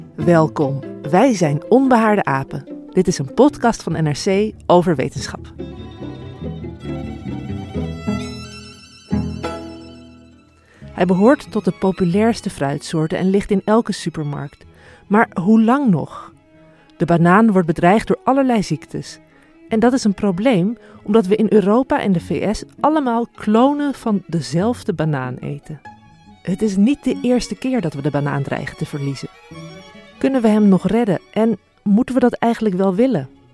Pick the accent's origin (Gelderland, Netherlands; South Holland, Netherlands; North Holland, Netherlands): North Holland, Netherlands; Heemstede; ik ben opgegroeid in Heem-, in Heemstede